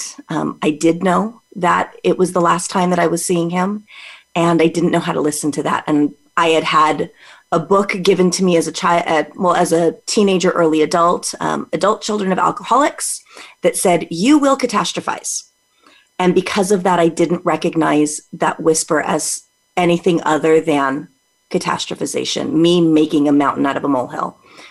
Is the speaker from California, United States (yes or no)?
yes; California, United States; also born or lived in Las Vegas, Nevada; Born and raised in California, escaped to Vegas for a little bit, met my husband, got dragged back.